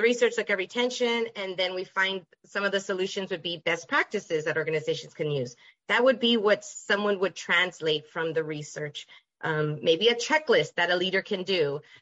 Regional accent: El Paso, Texas, United States; moved away as an adult; I'm originally from El Paso, Texas.

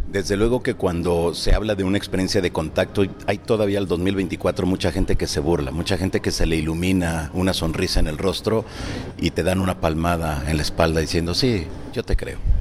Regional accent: Peru; moved away; empezó mi país de origen en Perú

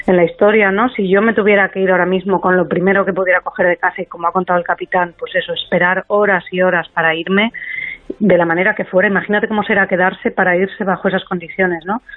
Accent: Asturias, Spain; moved away as an adult; now in Madrid, Spain; yo que soy de Asturias pero vivo en Madrid

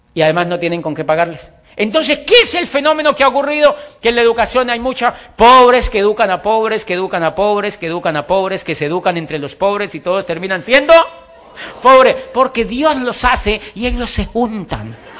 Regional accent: Colombia; also born or lived in Popayán, Colombia / Europe; yo estoy feliz en mi país. Me siento orgulloso de vivir en mi país.

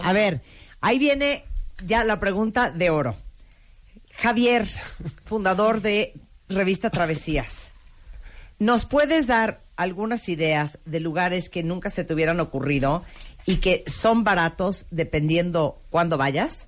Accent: Nicaragua; como yo soy de Nicaragua, vecina de Guatemala

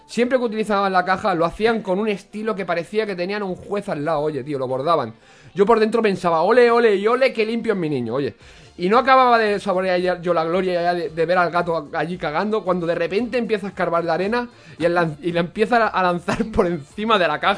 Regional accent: Rubí, Catalonia, Spain; En mi pueblo, en Rubí, el, el, alojamiento, el, oh, perdón, el ayuntamiento montó, atención, una carpa en la plaza de la iglesia

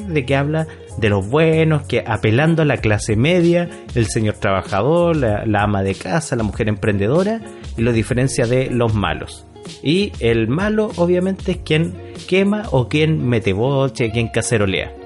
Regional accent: Chile; como buenos chilenos obedientes

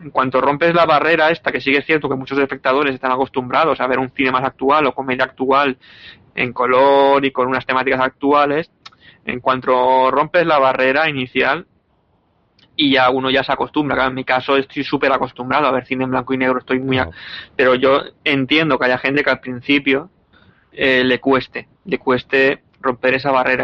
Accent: Alicante, Valencian Community, Spain; como alicantino que soy.

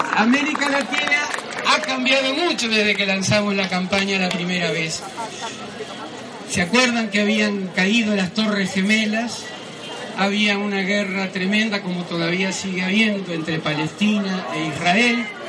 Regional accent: Uruguay; Yo no lo digo como uruguaya

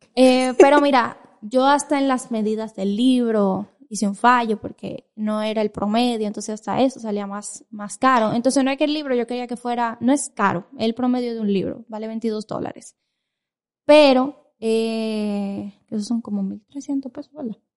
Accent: Dominican Republic; yo soy dominicana

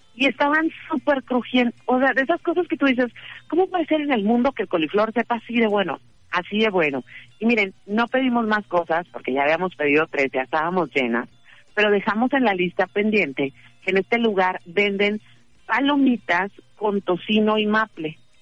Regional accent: northern Mexico, Mexico; somos de rancho, somos bien norteñas

